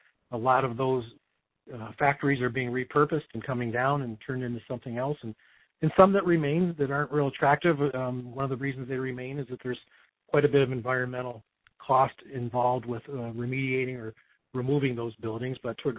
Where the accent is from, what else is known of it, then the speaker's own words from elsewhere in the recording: Detroit, Michigan, United States; also born or lived in Wyandotte, Michigan; I was born and raised in Detroit, Southwest Detroit, near the Ambassador Bridge, right in the shadows of that, and went to school at Holy Redeemer High School in Detroit, and then University of Detroit